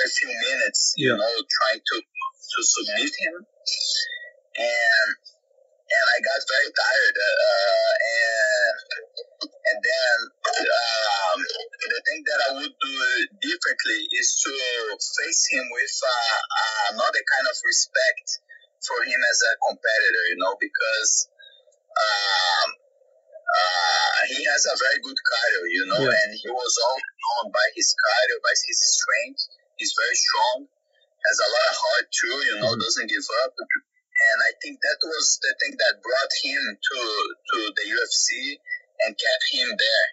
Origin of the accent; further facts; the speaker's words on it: Brazil; moved away; I have the chance to fight in my hometown